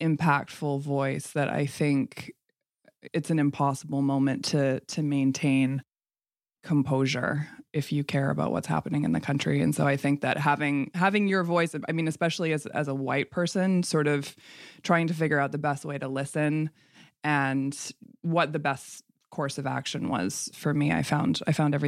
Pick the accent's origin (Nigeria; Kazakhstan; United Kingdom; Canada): Canada; I'm Canadian, but my father's whole side was from Kentucky